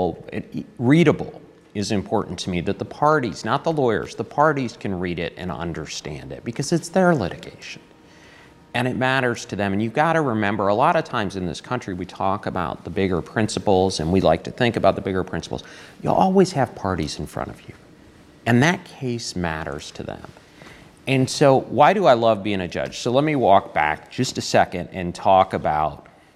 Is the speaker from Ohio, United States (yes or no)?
yes; Toledo, Ohio, United States; moved away; also born or lived in Detroit, Michigan / Eastern Kentucky; It was a wonderful place, Toledo, Ohio. I loved growing up there